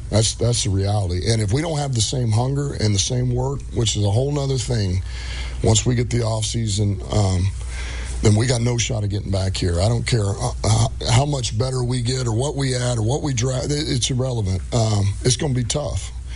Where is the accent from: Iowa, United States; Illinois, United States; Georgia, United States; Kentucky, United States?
Iowa, United States; Dubuque; moved away; also born or lived in Missouri; I'm from, I'm from Dubuque, Iowa, originally, high school, from there.